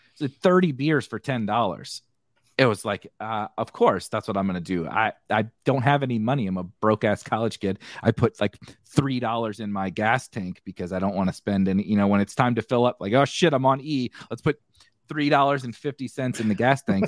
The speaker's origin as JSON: {"language": "English", "town": "St. Louis", "region": "Missouri", "country": "United States", "said": "I'm from Saint Louis"}